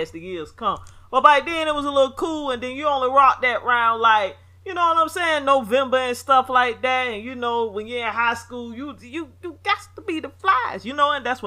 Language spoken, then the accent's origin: English; the South, United States; I'm from the South